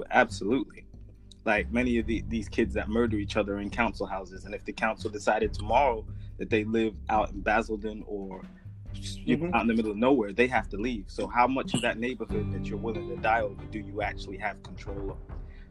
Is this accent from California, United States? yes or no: yes; California, United States; also born or lived in Saudi Arabia; And my dad moved his entire family in like the early 90s. And so I grew up in California.